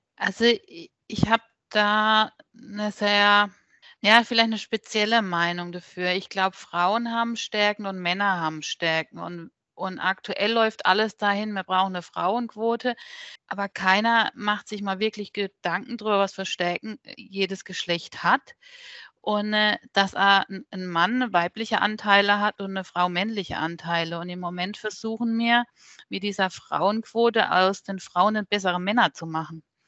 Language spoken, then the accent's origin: German; Neckarbischofsheim, Baden-Württemberg, Germany; Mosbach ist von meinem Heimatort hier nur 20 Minuten weg